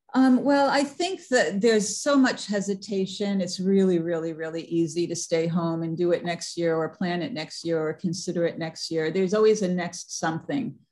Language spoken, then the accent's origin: English; New York City, New York, United States; I'm from New York City